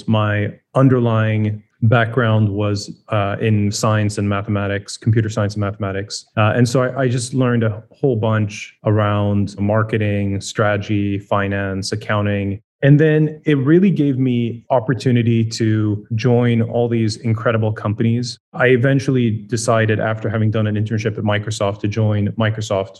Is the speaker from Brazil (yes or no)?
no; Sweden; moved away; I grew up in Sweden